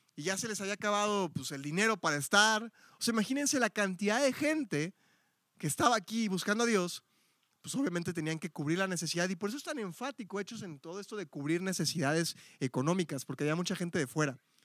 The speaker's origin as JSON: {"language": "Spanish", "region": "Mexico City", "country": "Mexico", "moved": "yes", "lives_now": "Guadalajara, Mexico", "said": "Yo soy Ciudad de México"}